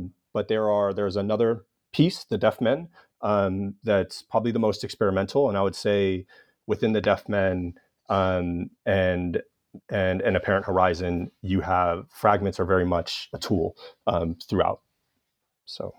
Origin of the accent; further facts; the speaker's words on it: Los Angeles, California, United States; my hometown of Los Angeles.